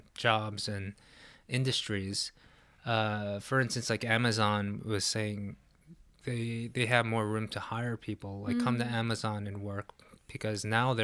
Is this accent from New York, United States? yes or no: yes; New York, United States; moved away; also born or lived in New Jersey; when I was growing up in New York, like in the 80s, early 90s, I lived in Times Square.